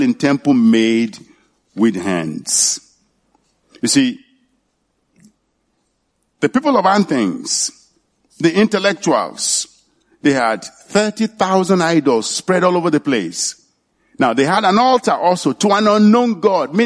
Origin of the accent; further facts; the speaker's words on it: Nigeria; moved away; in my hometown, it's in Leogbo. That's the name of my hometown